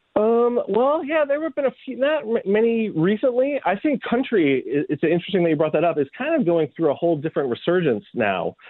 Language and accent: English; Chicago, Illinois, United States; growing up in Chicago